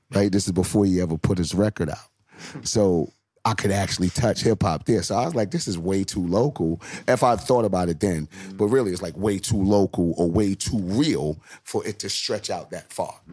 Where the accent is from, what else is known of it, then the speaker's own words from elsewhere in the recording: New York City, New York, United States; I'm from Brooklyn. We from Brooklyn. We from Brooklyn.